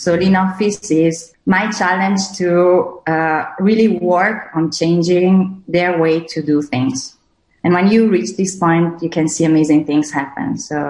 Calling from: Verona, Veneto, Italy; English is a second language; I'm coming from Verona. So Romeo and Juliet's town.

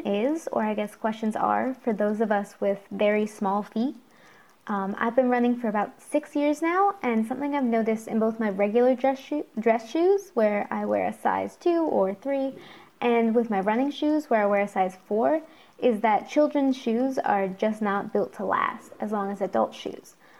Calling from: Connecticut, United States; I live in Connecticut, although I'm currently calling from Valencia

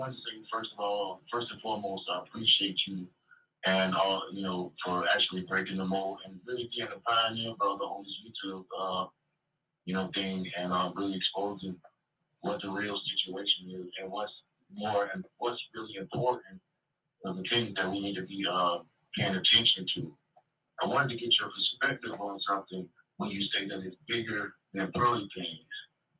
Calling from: Jacksonville, Florida, United States; I'm from Jacksonville, Florida, Duval County.

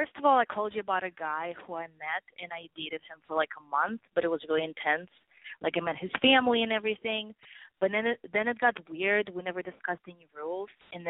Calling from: New York, United States; I'm a Libra, actually. I just turned 24, and I'm calling from New York.

